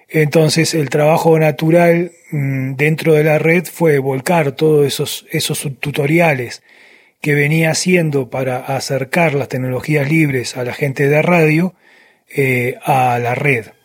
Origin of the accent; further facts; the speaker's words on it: Uruguay; now in Venezuela; soy un uruguayo viviendo hace tiempo, ya hace unos años en Venezuela.